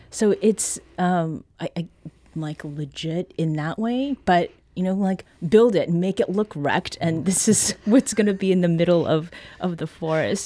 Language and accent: English; Canada; now in Missouri, United States; Growing up in Canada